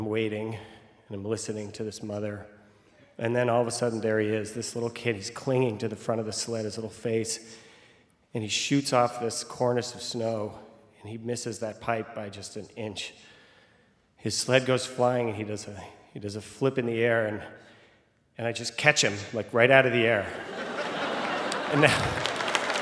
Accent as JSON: {"language": "English", "region": "Vermont", "country": "United States", "said": "I am from Vermont"}